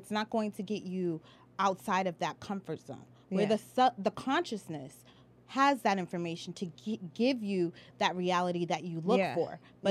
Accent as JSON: {"language": "English", "country": "Haiti", "said": "I'm even trying to learn how to speak French. I'm Haitian. So it's Creole. It's not French. But they do speak French in that country."}